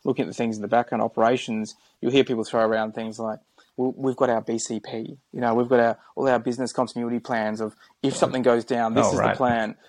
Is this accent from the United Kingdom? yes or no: no; Adelaide, South Australia, Australia; now in Gold Coast, Australia; I didn't grow up on the Gold Coast. Okay. I grew up in Adelaide.